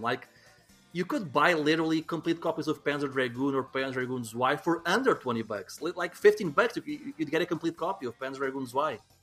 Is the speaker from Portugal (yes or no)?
yes; Portugal; growing up in Portugal